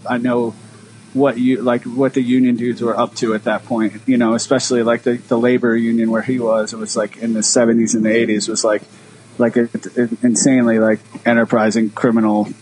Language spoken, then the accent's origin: English; Philadelphia, Pennsylvania, United States; I grew up in like uh, like northeast North Philly.